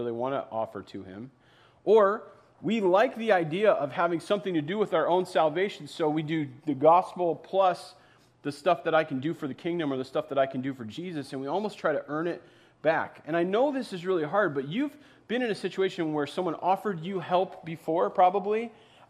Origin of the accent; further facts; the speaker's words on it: East Coast, United States; now in Minnesota, United States; I grew up on the East Coast